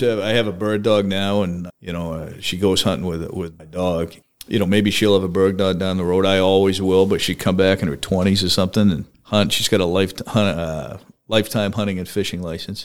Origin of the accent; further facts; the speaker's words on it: Brewer, Maine, United States; also born or lived in Kentucky; I grew up in the Holden Brewer area, went to Brewer High School in Maine